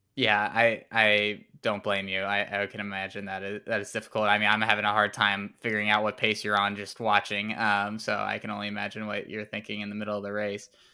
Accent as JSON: {"language": "English", "town": "Nashville", "region": "Tennessee", "country": "United States", "said": "I'm from Nashville"}